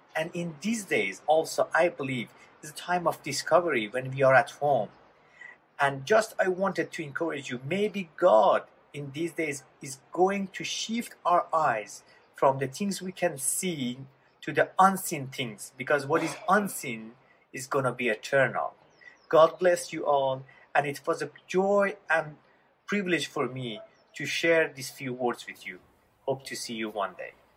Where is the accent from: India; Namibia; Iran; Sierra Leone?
Iran; moved away; I was born in Iran in a Muslim family right after Islamic Revolution.